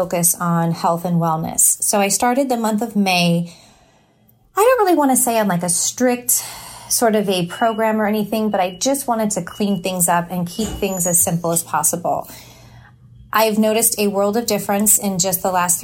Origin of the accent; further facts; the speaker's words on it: Walnut Creek, California, United States; I grew up in California. I was actually born in Walnut Creek